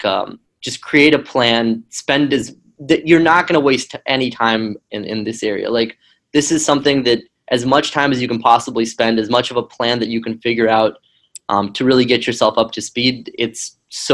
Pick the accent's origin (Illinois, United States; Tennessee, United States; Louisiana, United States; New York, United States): Tennessee, United States; moved away as an adult; also born or lived in Ukraine / Israel; I grew up in Tennessee, which is kind of a strange place